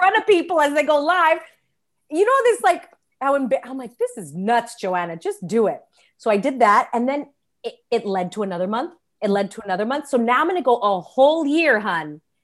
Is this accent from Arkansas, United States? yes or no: no; Los Angeles, California, United States; I'm born and raised in Los Angeles, California